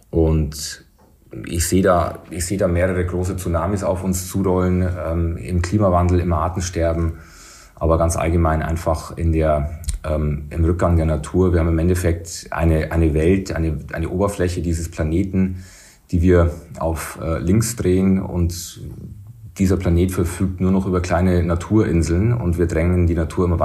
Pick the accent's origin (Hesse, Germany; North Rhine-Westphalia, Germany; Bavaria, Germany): Bavaria, Germany; Regensburg; Als Regensburger.